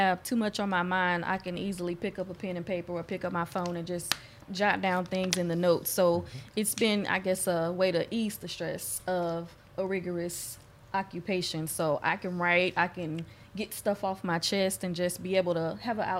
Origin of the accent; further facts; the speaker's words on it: Houston, Texas, United States; Growing up in Acres Homes